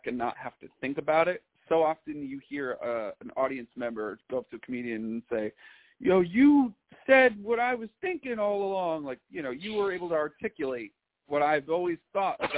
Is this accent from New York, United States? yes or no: yes; Carmel, New York, United States; moved away as an adult; now in Brooklyn, United States; I'm actually from Carmel, New York